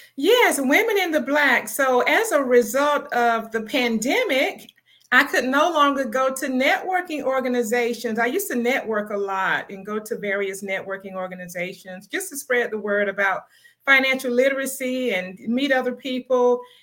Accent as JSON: {"language": "English", "town": "Palmetto", "region": "Florida", "country": "United States", "moved": "yes", "lives_now": "Atlanta, United States", "said": "I'm originally from Palmetto, Florida, which is in the Tampa Bay area, but I'm now in Atlanta, Georgia. I've been living in Atlanta for, wow, 30 years"}